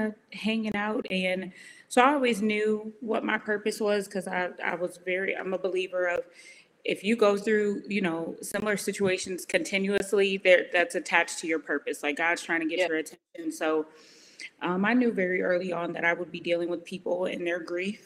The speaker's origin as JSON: {"language": "English", "town": "Aurora", "region": "Illinois", "country": "United States", "tie": "born or raised there", "moved": "as an adult", "lives_now": "Austin, United States", "said": "I was born and raised in Chicago, a little town called Aurora, so about 30 minutes outside of Chicago."}